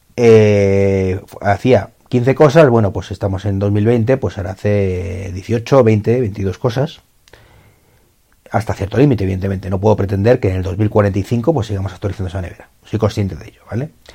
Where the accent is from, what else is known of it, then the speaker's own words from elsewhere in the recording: Spain; en mi país